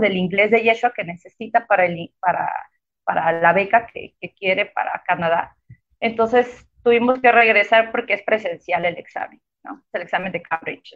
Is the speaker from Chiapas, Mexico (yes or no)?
yes; Tuxtla Gutiérrez, Chiapas, Mexico; soy de Tuxtla Gutiérrez, 100% chiapaneca. Toda la vida estuve viviendo en, en Tuxtla Gutiérrez